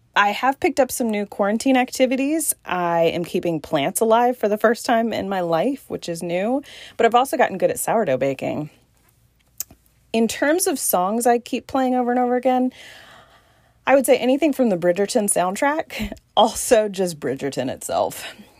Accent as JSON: {"language": "English", "town": "Newport News", "region": "Virginia", "country": "United States", "also_born_or_lived": "Southeast Georgia", "moved": "yes", "lives_now": "Georgia, United States", "said": "I am originally from Newport News, Virginia, and I now live in a small Southeast Georgia town"}